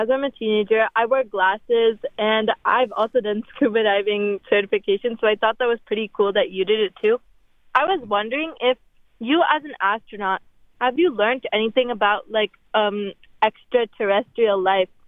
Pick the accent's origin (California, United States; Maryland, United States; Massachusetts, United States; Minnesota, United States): California, United States; Fremont; Um, I'm a high schooler. I'm from Fremont, California